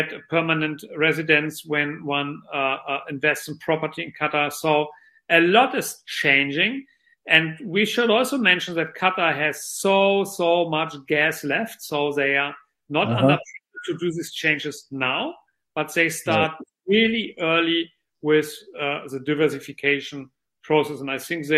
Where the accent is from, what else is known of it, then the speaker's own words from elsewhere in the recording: Lower Saxony, Germany; moved away; I'm of German origin, and the world's largest car manufacturer, Volkswagen, is located in my home state of Lower Saxony in Germany.